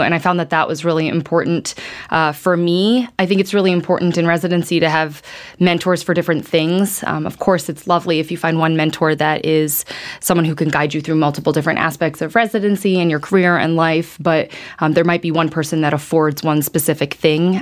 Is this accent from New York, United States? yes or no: no; Chicago, Illinois, United States; moved away as an adult; now in Atlanta, United States; I'm originally from Chicago. My whole family is there